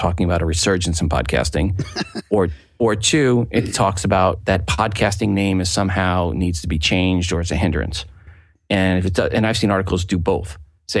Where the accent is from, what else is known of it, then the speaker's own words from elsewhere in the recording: Long Island, New York, United States; now in Kansas City, United States; I grew up in Long Island